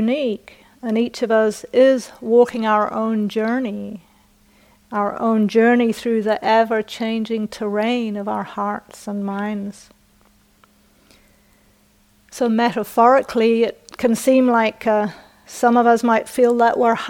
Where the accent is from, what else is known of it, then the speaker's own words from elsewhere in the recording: New Zealand; accent: British; moved away; also born or lived in United Kingdom; I was born in the UK, I was brought up in New Zealand, and my parents and ancestors are from the north of England. And just as a footnote, my British accent is not upper class